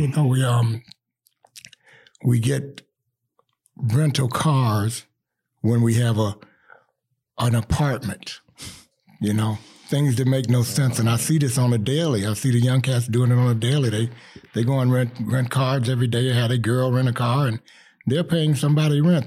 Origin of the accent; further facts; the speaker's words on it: Chicago, Illinois, United States; I'm from Chicago, West Side, East Side, you name it, I claim it